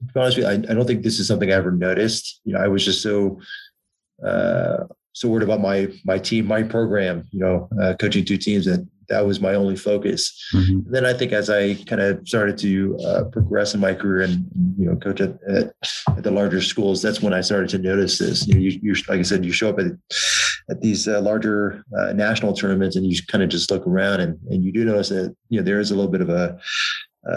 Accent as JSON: {"language": "English", "region": "Southern California", "country": "United States", "tie": "born or raised there", "said": "Growing up in Southern California"}